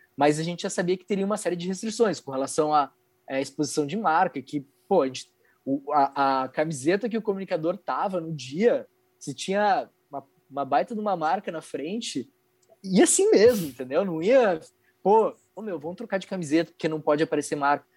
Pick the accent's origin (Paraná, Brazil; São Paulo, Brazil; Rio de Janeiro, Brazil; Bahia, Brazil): Paraná, Brazil; Curitiba; now in Porto Alegre, Brazil; eu não sou daqui de Porto Alegre, né? Eu sou de Curitiba